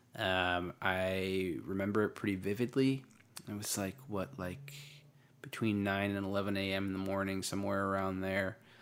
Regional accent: Waretown, New Jersey, United States; also born or lived in Bridgeport, Connecticut; my grandfather had a summer house in a little town called Waretown, uh, outside of Long Beach Island, New Jersey, in, uh, the southern, southeastern part of New Jersey, uh, for anyone that knows that area. And, uh, I, I grew up there

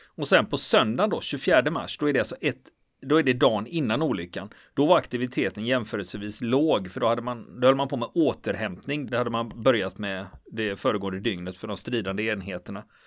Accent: Gothenburg, Västra Götaland, Sweden; Jag är göteborgare

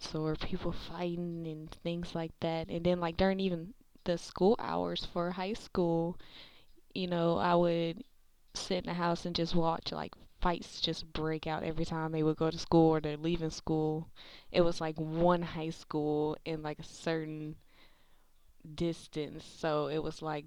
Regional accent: Milwaukee, Wisconsin, United States; now in Memphis, United States; I am currently in Memphis, Tennessee. I was born and raised in Milwaukee, Wisconsin.

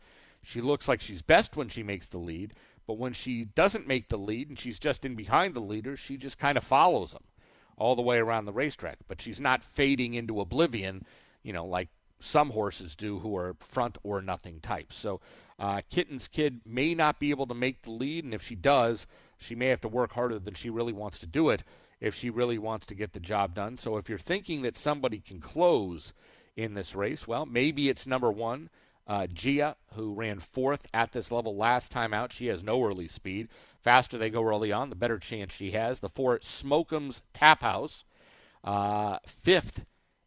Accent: Southern California, United States; moved away; I grew up in Southern California.

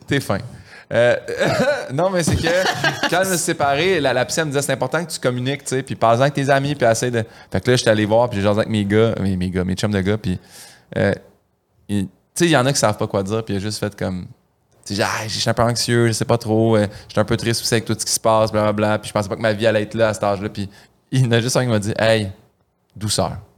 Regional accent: Saint-Hyacinthe, Quebec, Canada; moved away as an adult; also born or lived in Montreal; Saint-Hyacinthe, quand j'étais jeune

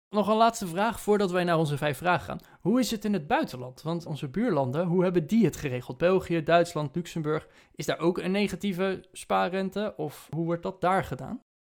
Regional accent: Netherlands; als Nederlanders zijnde

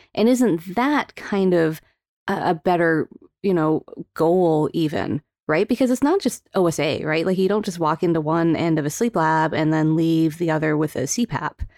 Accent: Calgary, Alberta, Canada; moved away; I was born in, raised in Calgary, Alberta

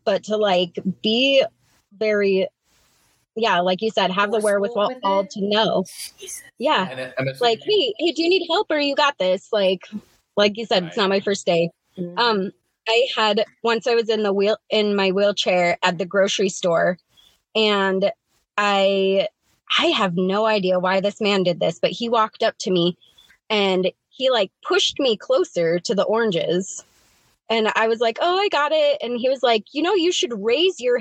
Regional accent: Kansas City, Missouri, United States; now in Riverdale, United States; I was born in Kansas City, Missouri

